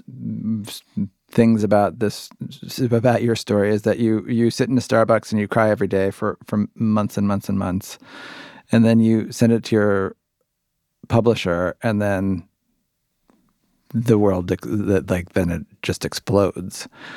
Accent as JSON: {"language": "English", "town": "Cincinnati", "region": "Ohio", "country": "United States", "tie": "born or raised there", "said": "I grew up like 70 miles from Indianapolis in Cincinnati, Ohio."}